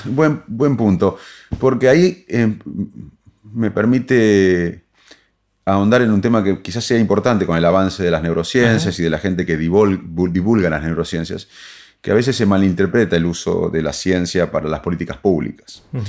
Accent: Salto, Buenos Aires Province, Argentina; moved away; also born or lived in Arroyo Dulce; me siento un chico de la provincia de Buenos Aires que, de chico era inquieto y, me crecí en un pueblito, en Arroyo Dulce, después en Salto

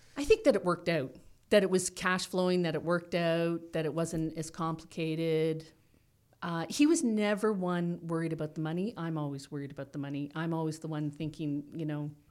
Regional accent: Toronto, Ontario, Canada; also born or lived in Guelph / Owen Sound; I grew up in Toronto, and our first house was in Toronto

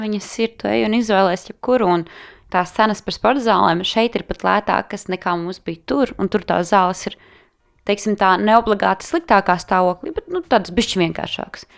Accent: Latvia; Tu pasaki no Latvijas

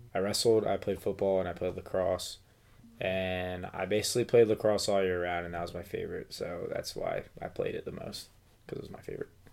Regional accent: Pennsylvania, United States; I'm from Pennsylvania.

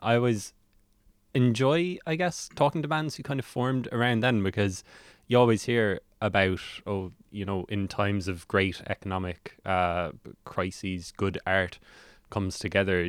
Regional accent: Cork, Munster, Ireland; now in Dublin, Ireland; I'm from Cork

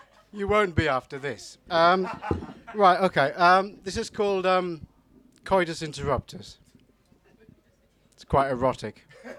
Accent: Newcastle, North East England, United Kingdom; also born or lived in York; Hello, I'm from Newcastle. Should probably explain the accent. it's not really Geordie. I was a student in York

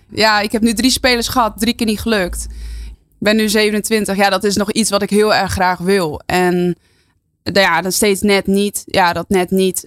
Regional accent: near Heerenveen, Friesland, Netherlands; mijn hele familie woont daar en kom er ook vandaan. Dus geen import, maar ja, gewoon puur Fries.

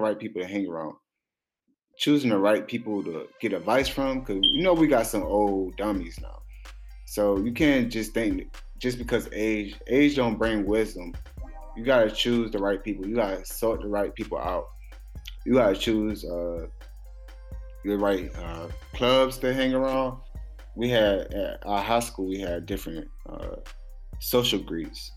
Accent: Orangeburg, South Carolina, United States; growing up in Orangeburg

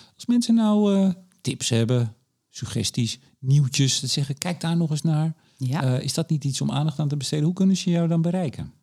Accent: Amsterdam, North Holland, Netherlands; ik ben een Amsterdammer

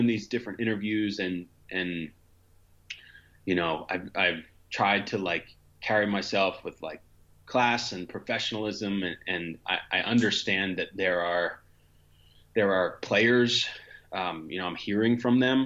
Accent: Montgomery County, Pennsylvania, United States; also born or lived in Philadelphia; I was born and raised in Montgomery County, Pennsylvania

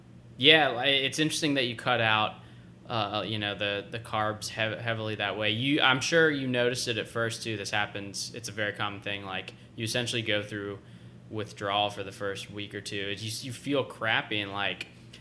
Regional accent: the South, United States; growing up in the South, if you haven't spent time, like, out west or further south closer to Mexico, you don't realize, like, what real Mexican food is like

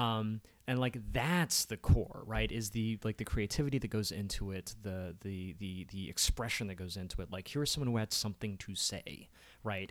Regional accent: Columbia, Maryland, United States; I was born in Columbia, Maryland

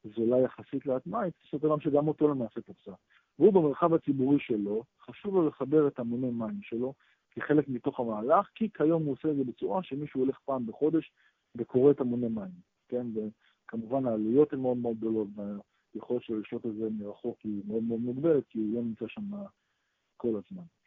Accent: Israel; אנחנו ישראלים

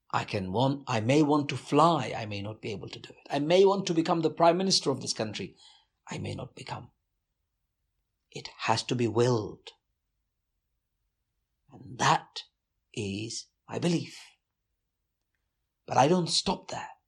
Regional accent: London, United Kingdom; so I was in the UK, growing up in the East End of London

